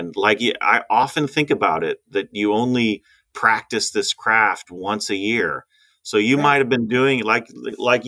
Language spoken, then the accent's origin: English; Massachusetts, United States; moved away as an adult; now in California, United States; I was born in Massachusetts. I went to college in Massachusetts